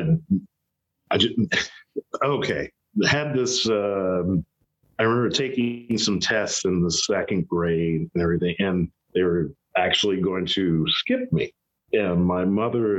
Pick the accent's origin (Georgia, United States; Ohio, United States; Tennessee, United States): Ohio, United States; Columbus; moved away as an adult; also born or lived in New England; I grew up in Columbus, Ohio, and then moved to New England